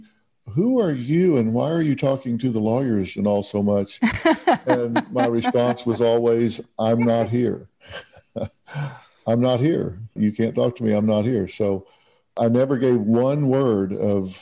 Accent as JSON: {"language": "English", "region": "Texas", "country": "United States", "said": "I'm from Texas."}